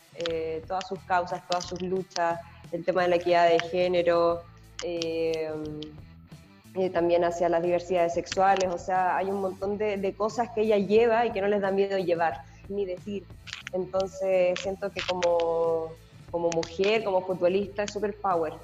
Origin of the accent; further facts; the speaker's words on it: Santiago, Santiago Metropolitan Region, Chile; moved away as an adult; also born or lived in San Bernardo; Pero me quedo con Santiago porque es mi lugar, o sea, soy santiaguina